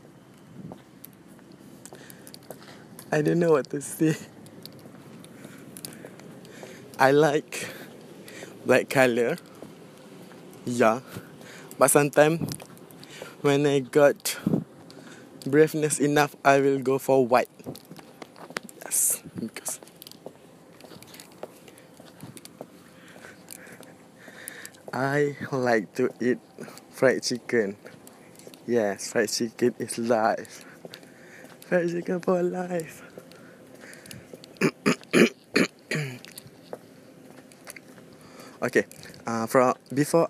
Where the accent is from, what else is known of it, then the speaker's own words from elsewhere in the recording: Johor Bahru, Johor, Malaysia; English is a second language; also born or lived in Batu Pahat; I came from Johor Bahru, and I live in Batu Pahat, a small town and a district at Johor Bahru